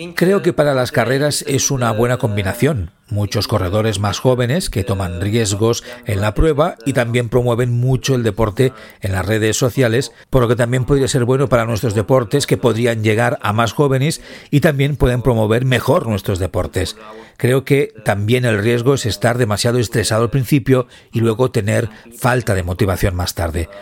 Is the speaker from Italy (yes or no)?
yes; Southern Italy, Italy; moved away as an adult; comenzamos casi al mismo tiempo nuestra carrera con el mismo perfil de corredor del sur de Italia y nos mudamos al norte de Italia para competir